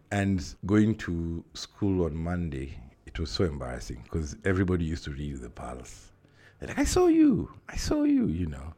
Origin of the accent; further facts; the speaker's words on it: Nairobi, Kenya; I'm from Nairobi, Kenya.